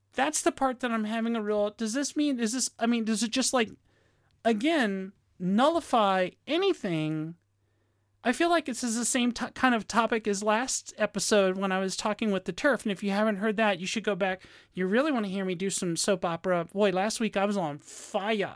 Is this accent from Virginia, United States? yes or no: yes; Virginia, United States; moved away; my home state of Virginia